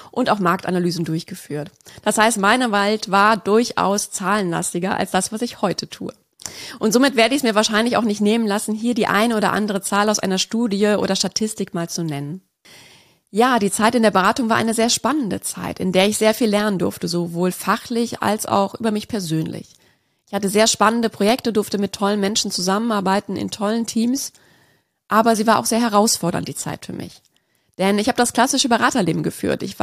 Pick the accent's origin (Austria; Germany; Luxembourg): Germany; Lake Constance; also born or lived in Munich; Ich bin in München-Lappach geboren und habe auch dort die ersten fünf Jahre meines Lebens verbracht, bevor es mit meiner Familie zum schönen Bodensee ging.